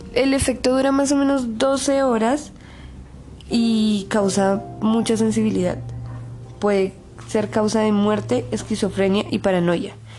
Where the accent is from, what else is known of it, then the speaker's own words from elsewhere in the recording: Bogotá, Colombia; soy de Bogotá, Colombia, estudiante del Colegio INEM de Kennedy